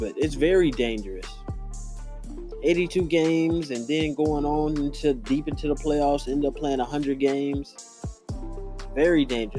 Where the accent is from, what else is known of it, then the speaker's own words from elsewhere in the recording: California, United States; We live in California. We were born and raised in California. Let's go change the narrative about California.